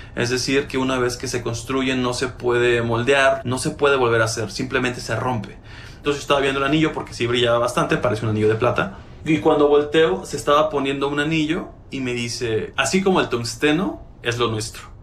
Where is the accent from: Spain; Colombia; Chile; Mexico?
Mexico; Aquí en mi país